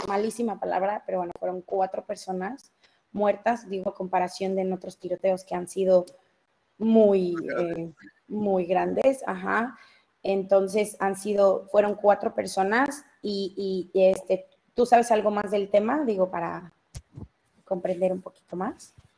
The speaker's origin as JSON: {"language": "Spanish", "region": "Mexico City", "country": "Mexico", "accent": "chilango", "said": "mi familia es mexicana, criada en México, nacida en México, yo soy mexicana"}